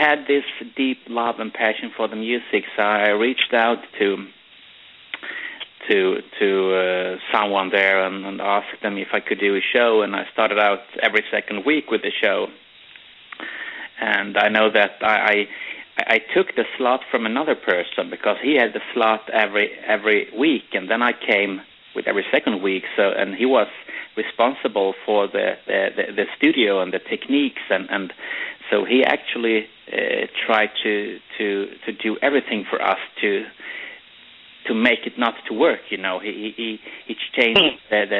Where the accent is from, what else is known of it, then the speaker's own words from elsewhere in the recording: Sweden; English is a second language; I'm a Swede, so you don't have to wonder why I have a strange accent